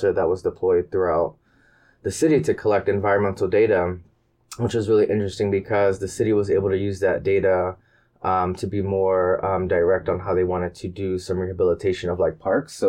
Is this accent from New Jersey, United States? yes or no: yes; Camden, New Jersey, United States; moved away as an adult; also born or lived in London / North Carolina / Boston / Germany; I grew up mostly in New Jersey, right outside of Philly